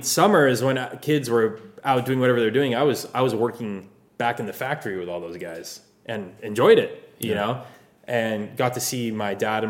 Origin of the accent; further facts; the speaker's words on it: Pasadena, California, United States; My whole life, born and raised here. I grew up in Pasadena.